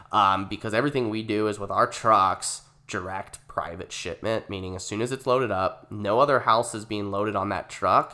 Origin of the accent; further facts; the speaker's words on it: Gilbert, Arizona, United States; we relocated to Gilbert when I was nine years old. It was two thousand two. Um, I mean, we li-, I grew up in Valvista Lakes